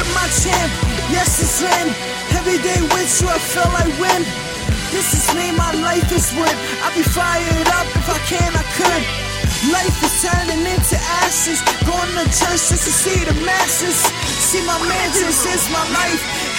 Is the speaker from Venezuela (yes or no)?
no; New York, United States; Remind you, I'm from New York.